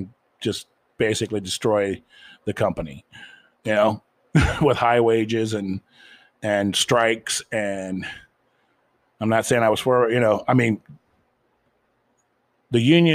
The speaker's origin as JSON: {"language": "English", "region": "Ohio", "country": "United States", "tie": "born or raised there", "said": "I mean, I grew up in Ohio where, you know, the United Auto Workers was a very strong union at one time."}